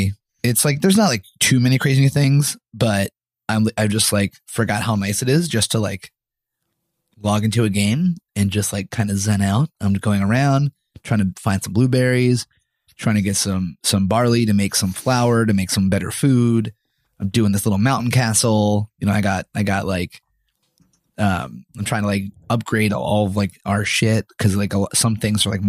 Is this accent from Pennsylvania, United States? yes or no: yes; Pennsylvania, United States; I am from Pennsylvania, so that makes sense. I say words like crick